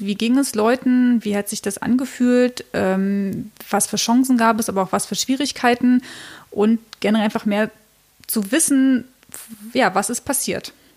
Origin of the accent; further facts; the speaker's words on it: Cottbus, Brandenburg, Germany; also born or lived in East Berlin; ich bin dann aber in Cottbus, genau, in Südbrandenburg groß geworden